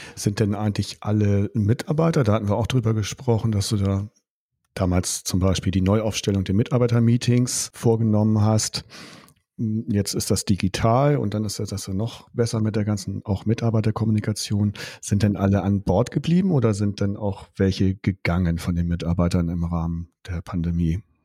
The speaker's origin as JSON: {"language": "German", "country": "Germany", "said": "Bei uns in Deutschland"}